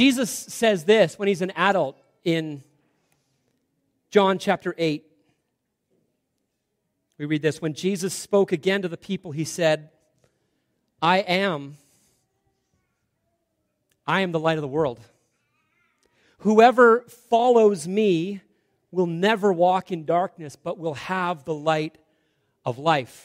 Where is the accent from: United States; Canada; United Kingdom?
Canada; Salmon Arm, British Columbia; we grew up in Salmon Arm, that was hometown.